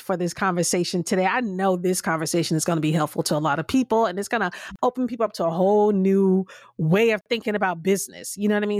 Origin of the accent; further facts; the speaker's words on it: Florida, United States; moved away; I used to live in Florida, and I grew up in Florida